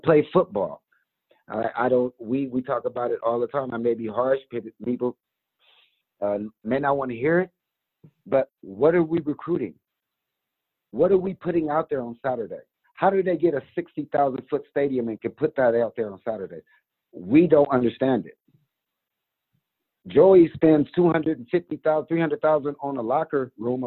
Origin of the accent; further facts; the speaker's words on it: San Diego, California, United States; I grew up born and raised in San Diego. Went to Lincoln High School